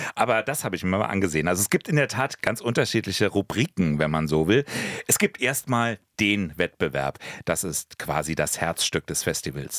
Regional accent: Berlin, Germany; auch als gebürtiger Berliner

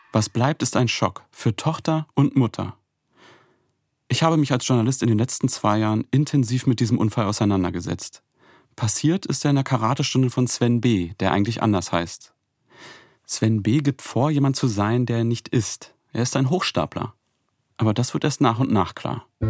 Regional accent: Altlandsberg, Brandenburg, Germany; also born or lived in Neuenhagen; Ich bin hier aufgewachsen

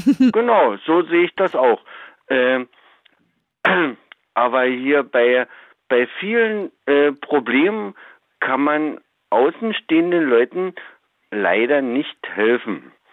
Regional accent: southern Brandenburg, Germany; ich komme ja aus Brandenburg, mhm. äh, zwar ganz südlich

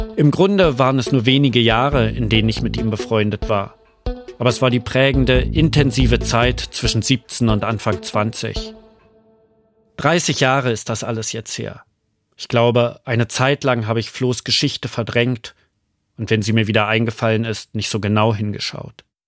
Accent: Berlin, Germany; Aufgewachsen bin ich in Wilmersdorf, gut bürgerlich zwischen Kudamm und Grunewald

